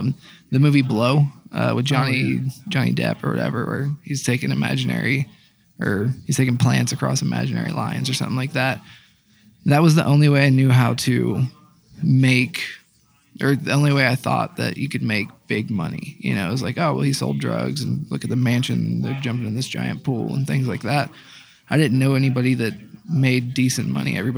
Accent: Dayton, Ohio, United States; I'm 31 years old, and then from Dayton, Ohio.

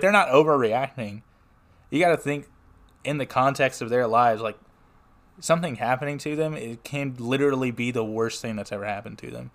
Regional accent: Smyrna, Tennessee, United States; I am from Smyrna, Tennessee, which is just southeast of Nashville

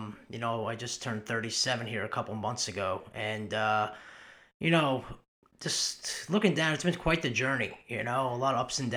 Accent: Long Island, New York, United States; moved away as an adult; also born or lived in Louisville, Kentucky; I was born in Long Island, New York. I was born and raised there

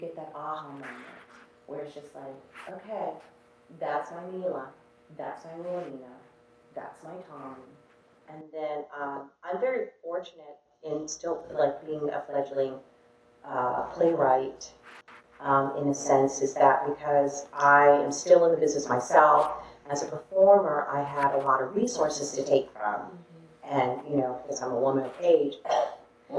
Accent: New York City, New York, United States; we're from, you know, New York City, New York City, but our family is from Lake Charles

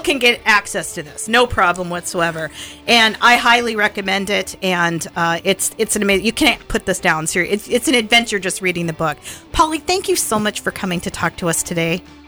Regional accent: Montana, United States; I'm from Montana

